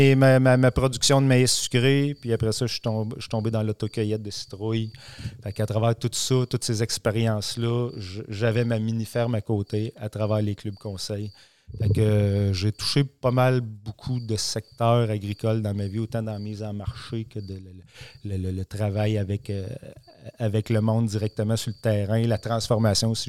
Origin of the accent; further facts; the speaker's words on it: Warwick area, Quebec, Canada; revenir travailler dans mon patelin avec des gens que je connais depuis toujours